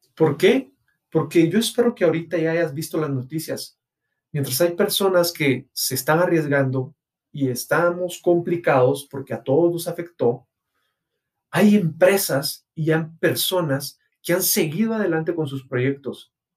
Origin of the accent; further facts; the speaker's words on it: Guatemala; mi país, Guatemala